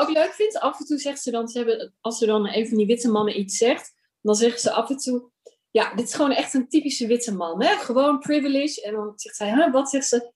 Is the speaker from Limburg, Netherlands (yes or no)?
no; Amsterdam, North Holland, Netherlands; als Amsterdamse, maar ik denk ook gewoon als Nederlandse, dat rituelen steeds minder plek hebben in mijn leven